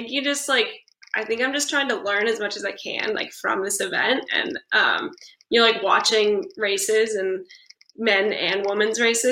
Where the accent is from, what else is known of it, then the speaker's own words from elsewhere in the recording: California, United States; also born or lived in Fayetteville, Arkansas; I'm from California.